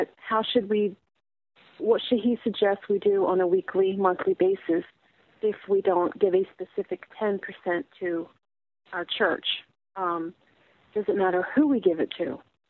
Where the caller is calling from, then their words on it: Northeast Maryland, United States; I'm calling from Northeast Maryland.